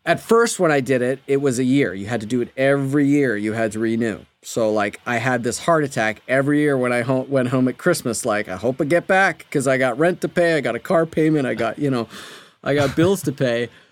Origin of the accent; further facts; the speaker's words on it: Canada; moved away as an adult; also born or lived in Berkeley, California, United States; now in Los Angeles, United States; I'm from Canada